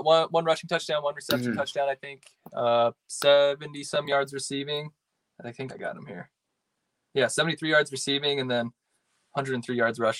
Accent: South Dakota, United States; I'm from South Dakota, so definitely a Jackrabbits fan.

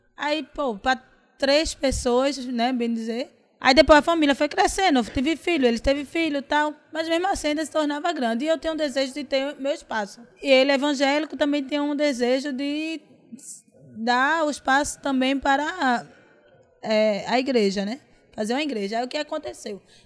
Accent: Santo Amaro, Pernambuco, Brazil; born or raised there; also born or lived in Paulista

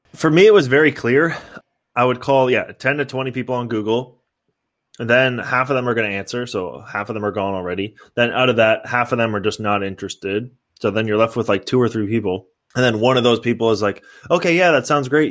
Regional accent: San Mateo, California, United States; moved away as an adult; now in Los Angeles, United States; I grew up in San Mateo, and then now I live in Los Angeles

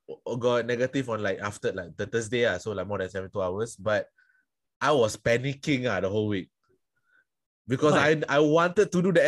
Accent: Singapore; I am from Singapore.

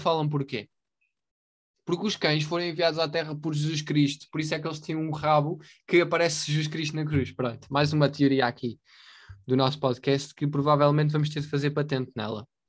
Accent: Portugal; nós somos portugueses

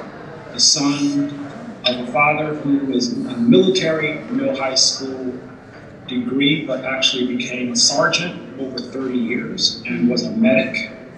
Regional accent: North Carolina, United States; moved away as an adult; it took me a long time to kind of come to terms with being a Southerner, right? I grew up in North Carolina, but didn't live there. Once I turned 20, I haven't lived there since.

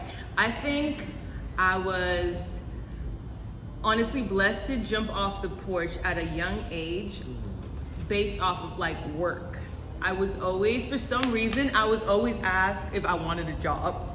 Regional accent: Los Angeles, California, United States; I am from Los Angeles, California, born and raised still here

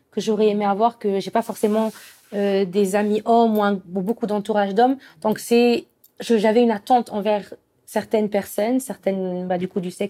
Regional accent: Morocco; moi j'ai je suis marocaine

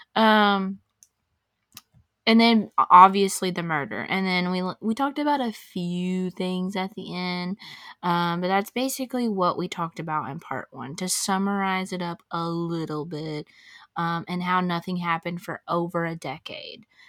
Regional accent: Crestview, Florida, United States; it's literally my hometown, and, like, I know a lot of these people

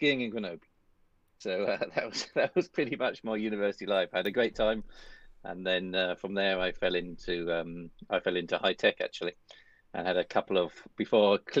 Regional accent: United Kingdom; moved away as an adult; also born or lived in Paris, France / Scotland; I live pretty close to where I was brought up on the East Coast

